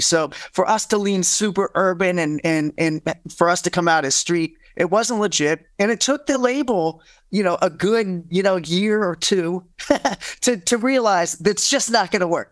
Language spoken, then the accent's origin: English; Ohio, United States; I'm from the Midwest, from Ohio, so I come from a blue collar family